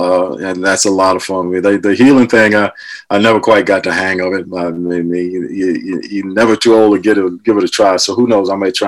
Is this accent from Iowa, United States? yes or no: no; Ohio, United States; moved away; also born or lived in New York; I'm from back east, I'm from Ohio, so obviously I'm about as far removed from the Western lifestyle as you could get back then.